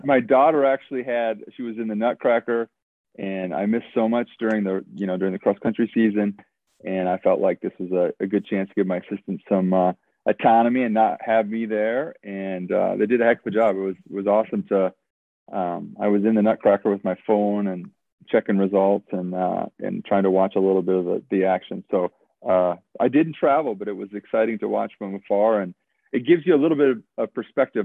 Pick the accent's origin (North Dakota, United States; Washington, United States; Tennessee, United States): North Dakota, United States; Williston; now in Boise, United States; growing up in North Dakota, it's like you got on the bus at you know four in the morning in Williston